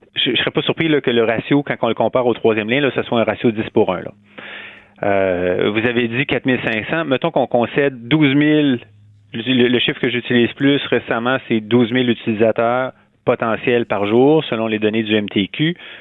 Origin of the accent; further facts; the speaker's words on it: Quebec City, Quebec, Canada; moved away as an adult; also born or lived in Montreal / Rouyn-Noranda / Hull; je suis né à Québec, j'ai grandi à Québec